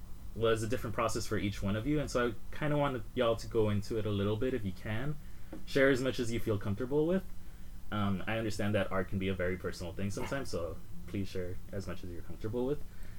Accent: Los Angeles, California, United States; And I'm from Koreatown in Los Angeles, as y'all know if you listen.

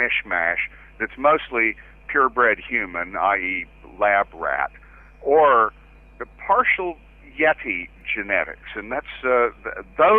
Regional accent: Waco, Texas, United States; my hometown in Texas.

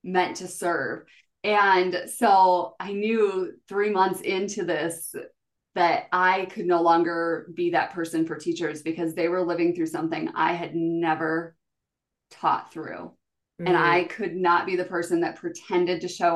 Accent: South Dakota, United States; born or raised there

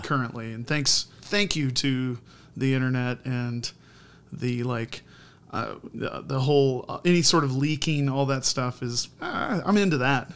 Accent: Indiana, United States; I grew up in Indiana.

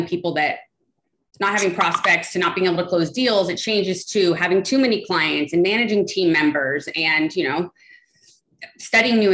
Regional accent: Los Angeles, California, United States; I am born and raised in Los Angeles

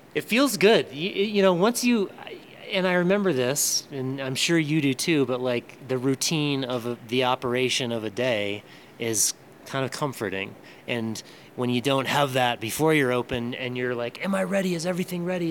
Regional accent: Yarmouth, Maine, United States; now in Boulder, United States; I'm from Yarmouth, Maine, for the most part, but I live in Boulder now

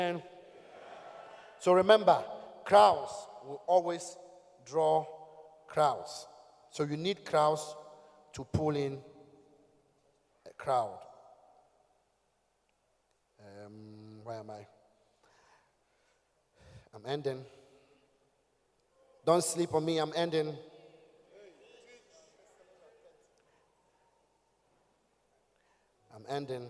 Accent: Ghana; From Ghana

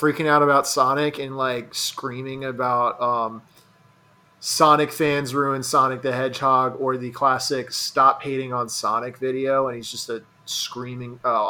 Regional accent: Utica, New York, United States; Well, I'm from Utica. I've never heard anybody use the phrase steamed hams.

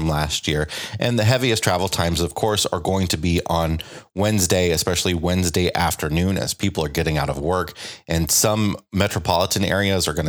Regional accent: United States; We're coming to you again from my hometown, the Quad Cities

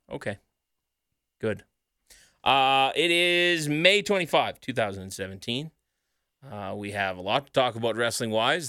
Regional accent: Sherwood Park, Alberta, Canada

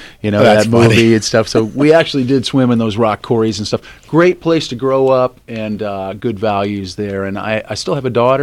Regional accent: Bloomington, Indiana, United States; also born or lived in South Bend, Indiana; now in California, United States; I was born in South Bend, but I actually grew up in Bloomington, Indiana, which is the home of Indiana University

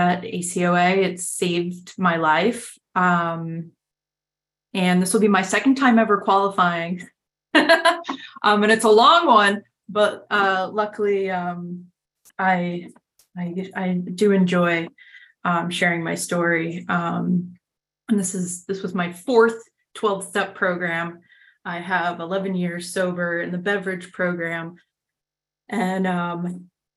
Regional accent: New York City, New York, United States; I am from New York City. I grew up in Manhattan

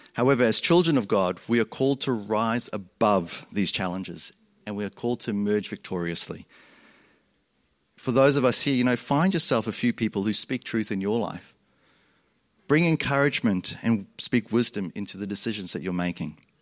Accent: South Africa; moved away; also born or lived in Australia; Growing up, I grew up in South Africa. You'll hear my accent go like this because I also grew up in Australia

